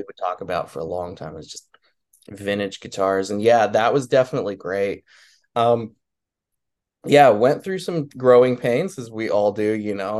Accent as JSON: {"language": "English", "town": "Laramie", "region": "Wyoming", "country": "United States", "tie": "born or raised there", "said": "I grew up kind of in the middle of nowhere. I'm in a little town in eastern Wyoming called Laramie, Wyoming"}